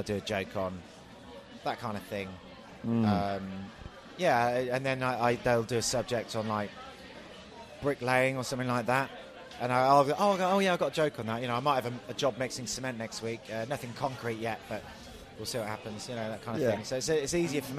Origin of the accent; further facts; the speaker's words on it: Peterborough, East of England, United Kingdom; I did my show in my hometown of Peterborough